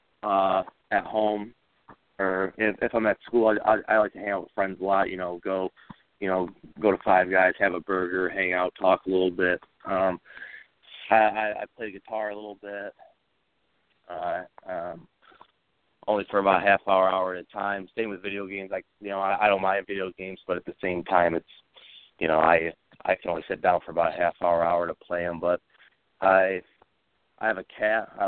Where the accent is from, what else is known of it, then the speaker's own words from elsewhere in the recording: Michigan, United States; I was born and raised in Michigan. I'm from a small town